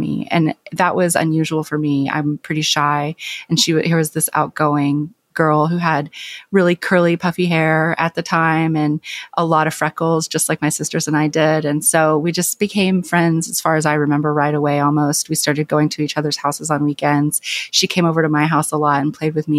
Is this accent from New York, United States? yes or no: no; Clinton, Arkansas, United States; moved away; my hometown